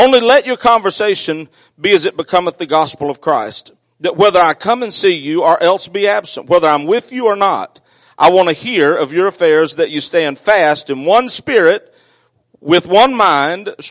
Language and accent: English; South Arkansas, United States; I grew up in South Arkansas